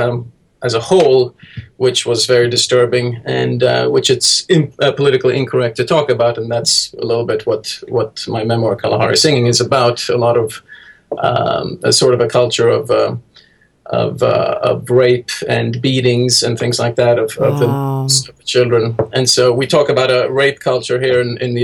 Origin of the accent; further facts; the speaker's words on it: Sweden; also born or lived in Heidelberg, Germany; now in New York City, United States; I grew up in Sweden, my mother taught me to read at an early age